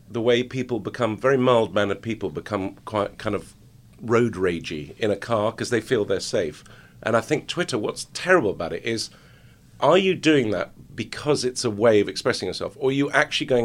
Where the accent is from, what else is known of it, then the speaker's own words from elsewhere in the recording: Lebanon; I get Jew supporter or Jew lover, but then also because I grew up